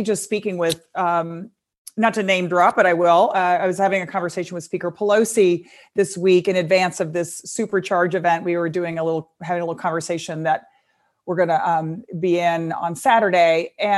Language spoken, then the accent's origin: English; Texas, United States; I know my home state of Texas, women are running for everything, everywhere.